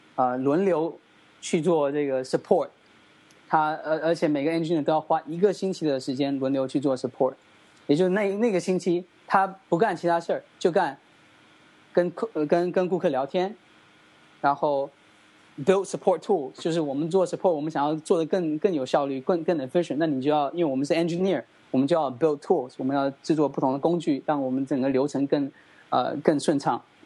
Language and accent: Chinese; China; moved away as an adult; 我们团队来自于中国